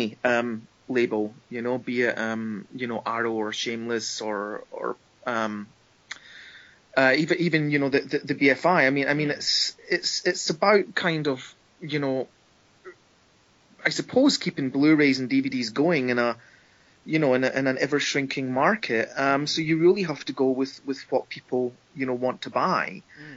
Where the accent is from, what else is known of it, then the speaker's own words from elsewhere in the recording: Scotland, United Kingdom; in my home country, you know? I'm a Scottish filmmaker